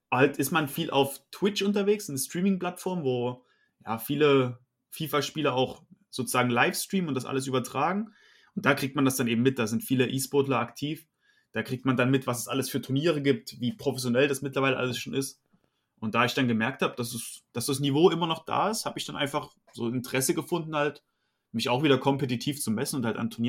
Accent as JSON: {"language": "German", "region": "Saxony", "country": "Germany", "tie": "born or raised there", "lives_now": "Dresden, Germany", "said": "Ja, also ich bin 25 Jahre alt, äh, bin in der Nähe von Dresden aufgewachsen. Mittlerweile wohne ich direkt in Dresden"}